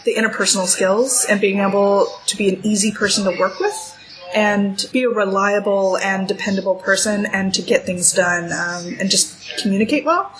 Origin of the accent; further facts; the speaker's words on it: California, United States; moved away as an adult; also born or lived in United Kingdom; I'm from California